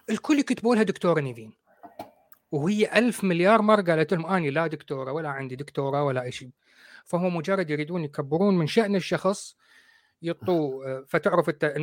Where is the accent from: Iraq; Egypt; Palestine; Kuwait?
Iraq; now in United Kingdom; احنا بالعراق نسميها شمبارات ما اعرف بالمصري